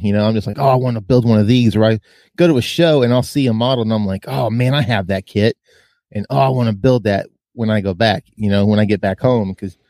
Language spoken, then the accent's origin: English; Virginia, United States; as a kid growing up in Virginia